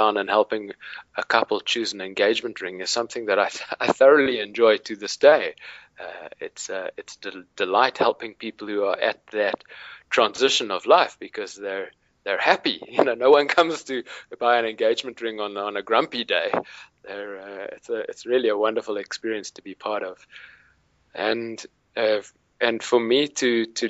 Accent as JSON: {"language": "English", "town": "Cape Town", "region": "Western Cape", "country": "South Africa", "tie": "born or raised there", "said": "I grew up in Cape Town, South Africa"}